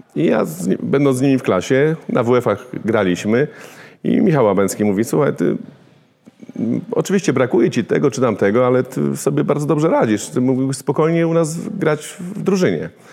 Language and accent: Polish; Warsaw, Masovian Voivodeship, Poland; tam gdzie ja się wychowywałem na woli